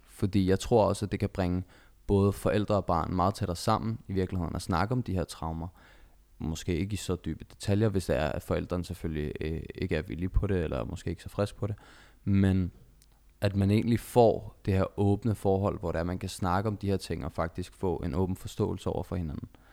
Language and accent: Danish; Denmark; født og opvokset i Danmark